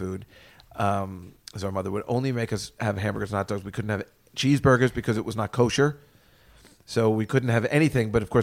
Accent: Edison, New Jersey, United States; I grew up in Edison

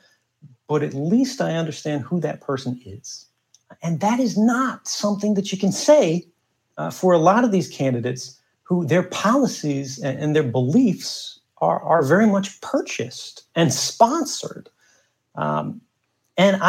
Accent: United States; moved away as an adult; now in Russia; I'm an American

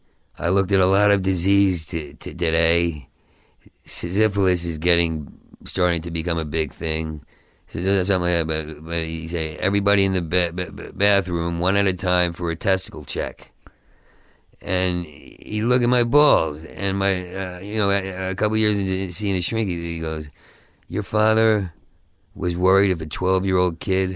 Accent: Oakhurst, New Jersey, United States; I grew up in New Jersey.

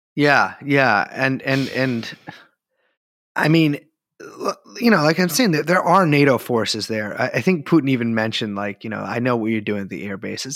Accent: United States; I am an American

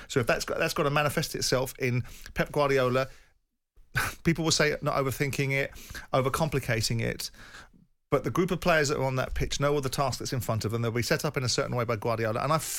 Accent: South of England, United Kingdom; I'm a Southerner. My vested interest is in the South of England.

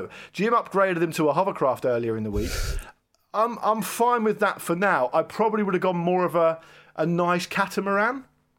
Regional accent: Portsmouth, South East England, United Kingdom; I'm from Portsmouth, so it's all Sea Scouts.

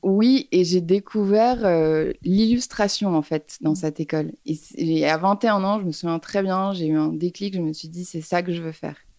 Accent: Paris, Île-de-France, France; j'ai grandi à Paris. Je suis née à Paris

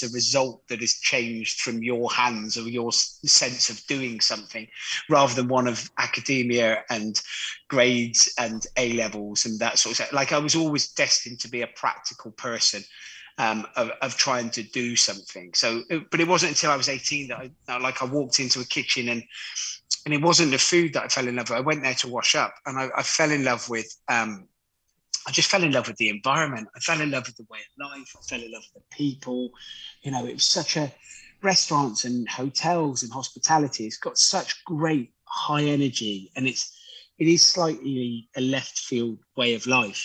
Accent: Gloucester, South West England, United Kingdom; I grew up in Gloucester

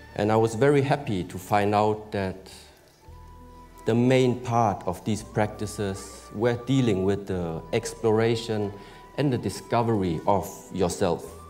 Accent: Germany; I was born in Germany

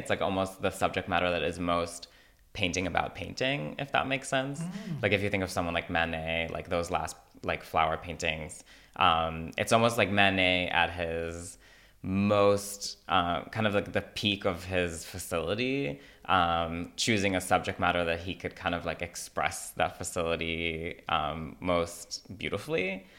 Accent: Yokneam, Northern District, Israel; you know, Fire Island and where I grew up in Yokneam, like facilitated that connection.

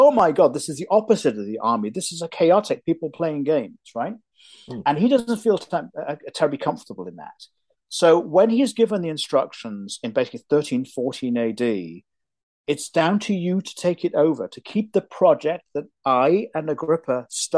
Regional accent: United Kingdom; now in United States; even though I'm an American citizen, I'm also deeply British to my soul

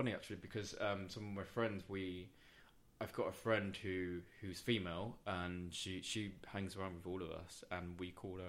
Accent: London, United Kingdom; also born or lived in Hong Kong; I think coming from London, because I'm such a city person, I grew up in Hong Kong as well.

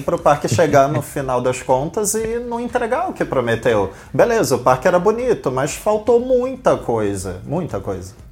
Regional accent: Rio de Janeiro, Brazil; Eu, como bom carioca

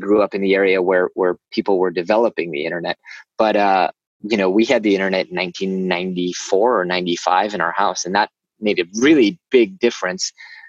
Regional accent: Silicon Valley, Bay Area, California, United States; moved away; I grew up in Silicon Valley in the Bay Area, where HBO shows take place now, but really where all the startup and high-tech magic happens.

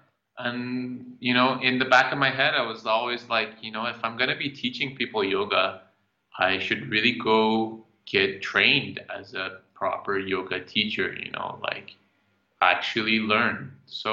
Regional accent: Iran; moved away; also born or lived in Calgary, Canada; I was born in Iran. I moved to Canada in 97. I lived in Calgary

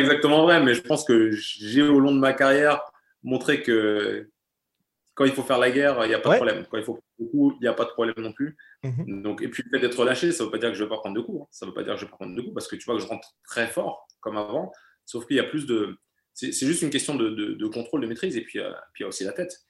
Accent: France; first language German; l'allemand, c'est ma langue maternelle. J'ai la nationalité allemande. Et pourtant, moi, je me sens français. Je me sens français. J'ai toujours vécu en France

